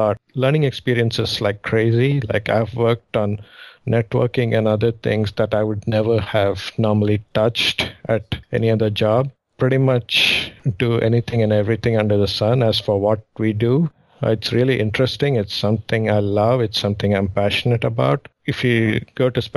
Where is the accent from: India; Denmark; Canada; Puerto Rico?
India; Mumbai, Maharashtra; also born or lived in southern India; now in United States; my hometown, I guess, would be Mumbai. I was born in the southern part of India, but I grew up in Mumbai